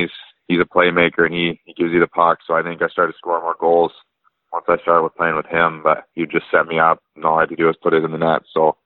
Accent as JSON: {"language": "English", "town": "Burnaby", "region": "British Columbia", "country": "Canada", "tie": "born or raised there", "said": "I'm from Burnaby, BC, and I've lived here my whole life, so I haven't moved anywhere"}